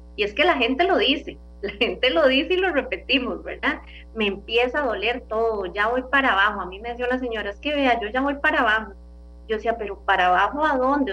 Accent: Costa Rica; como costarricenses

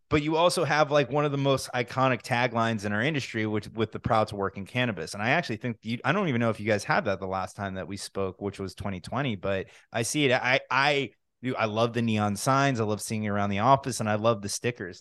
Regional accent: New Jersey, United States; now in Florida, United States; I'm from New Jersey originally

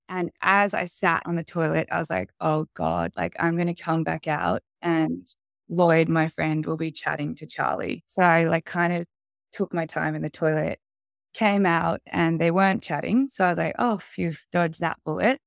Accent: Sydney, New South Wales, Australia; I was I born and raised in Sydney

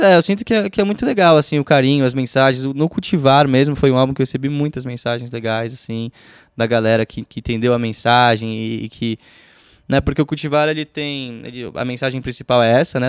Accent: Brazil; sou brasileiro

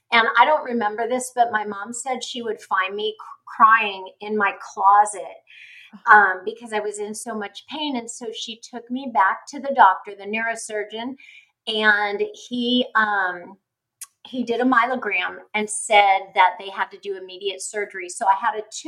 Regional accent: California, United States; it was at Children's Hospital where I was born in California

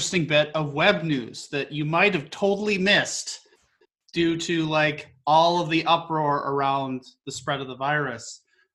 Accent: Northern Midwest, United States; Northern Midwesterner going to the sunny parts of the world

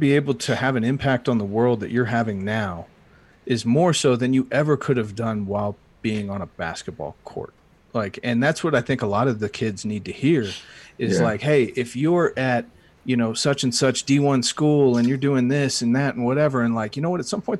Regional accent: Thetford, East of England, United Kingdom; now in United States; I grew up in Thetford, Norfolk, so I got to get back. I was born in the U.S., but I spent a long time overseas

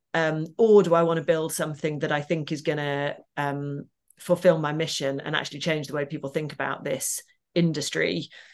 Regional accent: Midlands, United Kingdom; I grew up in the Midlands in a single parent family.

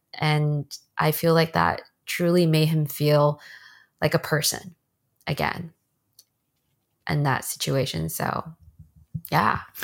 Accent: Bay Area, Northern California, United States; moved away as an adult; also born or lived in China; now in Los Angeles, United States; After I immigrated from China to the States, I lived in the Bay Area in Northern California for a long time. That's where I, I then grew up and went to school

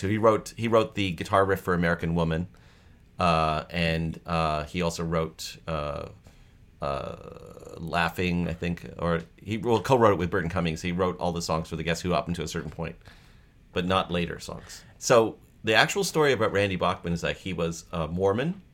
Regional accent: Toronto, Ontario, Canada; moved away as an adult; also born or lived in East Bay; I was raised in Scarborough, but I was actually born at the college, uh, Women's College Hospital

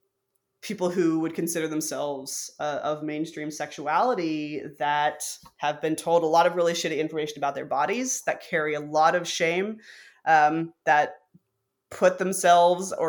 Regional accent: Arkansas, United States; I grew up in Arkansas.

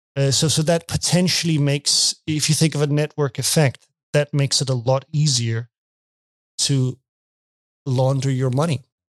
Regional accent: Denmark; English is a second language; I'm from Denmark.

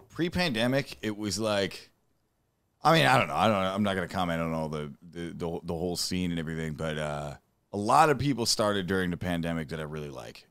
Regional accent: Dearborn, Michigan, United States; I'm from Dearborn, Michigan

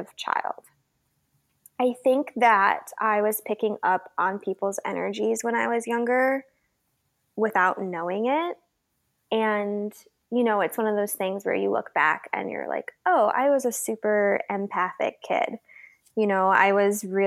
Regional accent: Downers Grove, Illinois, United States; I grew up in Downers Grove, Illinois, a sort of little middle class Midwestern town where everyone knows everyone

